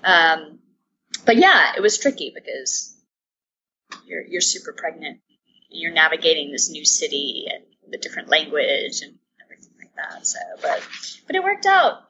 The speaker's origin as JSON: {"language": "English", "town": "Atlanta", "region": "Georgia", "country": "United States", "moved": "as an adult", "lives_now": "Amsterdam, Netherlands", "said": "I am originally from Atlanta. Um, my mom is Cuban. My dad's American. So I grew up in a bicultural family."}